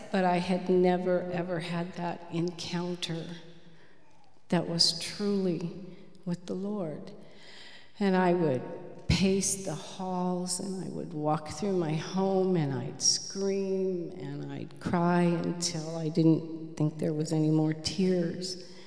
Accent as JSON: {"language": "English", "region": "Michigan", "country": "United States", "tie": "born or raised there", "said": "I was born in Michigan. Um, my home was very violent"}